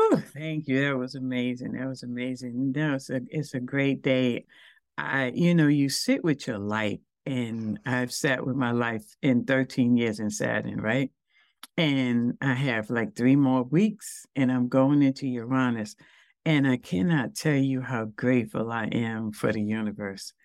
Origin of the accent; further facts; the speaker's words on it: New York City, New York, United States; I'm from Brooklyn